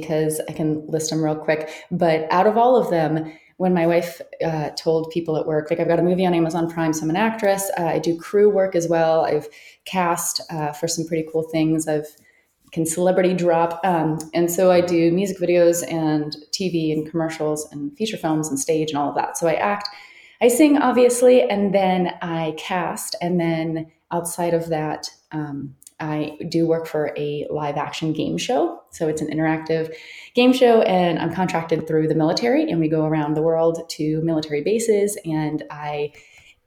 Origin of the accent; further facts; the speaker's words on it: North Carolina, United States; moved away as an adult; also born or lived in Okinawa, Japan; now in Arizona, United States; I'm from North Carolina